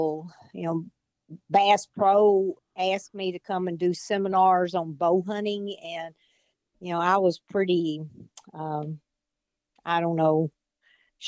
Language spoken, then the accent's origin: English; Northwest Tennessee, United States; I grew up here in Northwest Tennessee in the same county that I still live